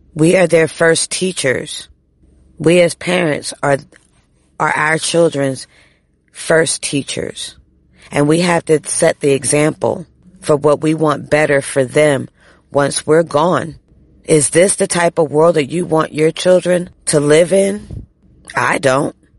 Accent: United States; as an American

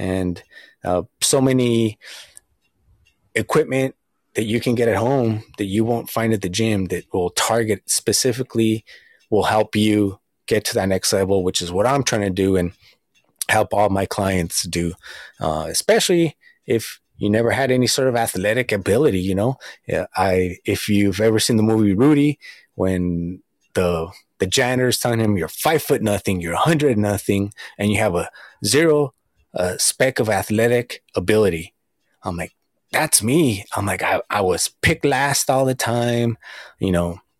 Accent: Southern California, United States; I'm from Southern California

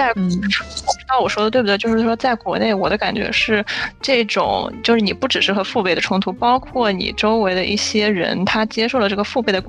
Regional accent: China; 也有可能是因为我本身是中国人的原因。

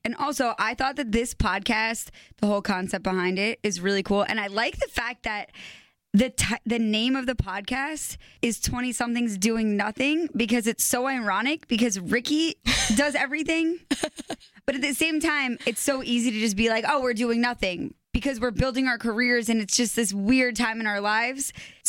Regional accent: New York, United States; I am a 20-something doing a little bit more than nothing. I am from New York.

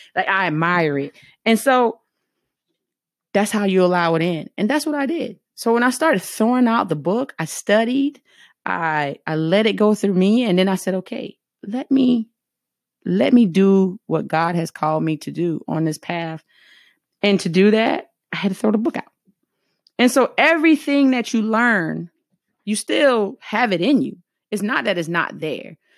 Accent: the South, United States; accent: heavy Southern; I'm from the South

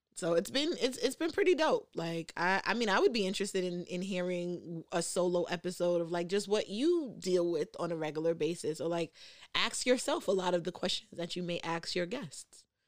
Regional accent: New York City, New York, United States; also grew up in the, in New York, I'm from the Bronx

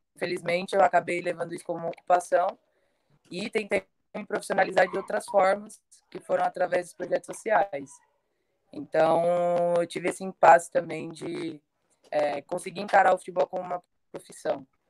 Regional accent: Guaianases, São Paulo, Brazil; fica aqui em Guanás, né, é, lugar onde eu nasci

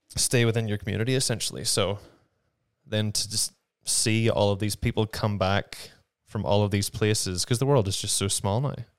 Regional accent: Ballymena, Northern Ireland, United Kingdom; moved away as an adult; also born or lived in London; now in New Mexico, United States; I, um, did all of my growing up in Ballymena, my hometown

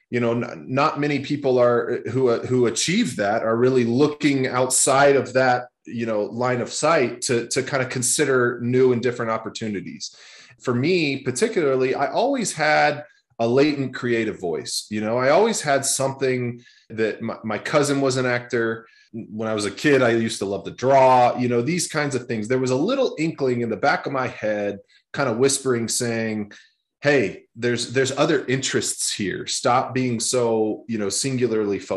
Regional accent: Texas, United States; I grew up in Texas. I grew up in a big, big high school, Texas high school football, and I played football growing up

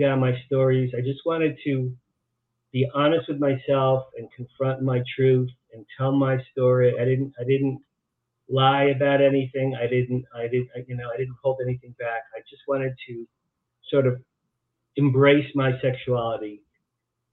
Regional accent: Jersey Shore, New Jersey, United States; moved away as an adult; also born or lived in Boston; I grew up in New Jersey, along the Jersey Shore

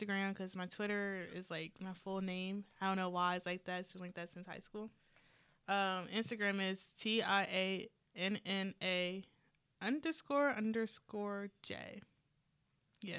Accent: Charlottesville, Virginia, United States; we're from Charlottesville

